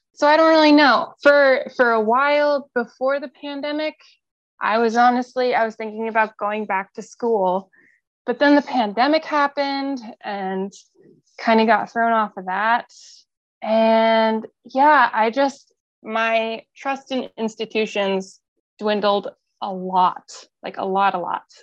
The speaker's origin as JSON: {"language": "English", "town": "Tunbridge", "region": "Vermont", "country": "United States", "tie": "born or raised there", "moved": "yes", "lives_now": "Mount Desert Island, United States", "said": "I was born at home in Tunbridge, Vermont, um, which is a town of, of 1,300 people"}